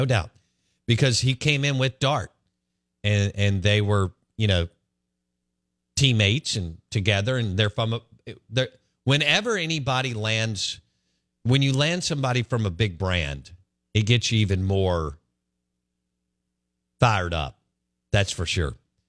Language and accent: English; Jackson, Mississippi, United States; I grew up in Northeast Jackson.